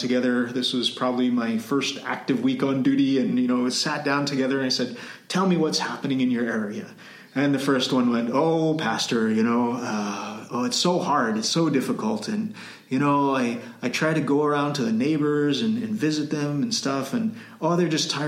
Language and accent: English; Canada; moved away as an adult; also born or lived in Cambodia / Timor-Leste; now in Philippines; I'm from Canada